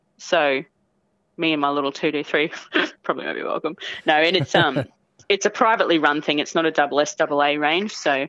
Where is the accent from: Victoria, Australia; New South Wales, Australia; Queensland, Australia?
Queensland, Australia; Cairns; moved away as an adult; now in Collinsville, Australia; I am from Cairns, Queensland, but I'm currently living in Collinsville, Queensland.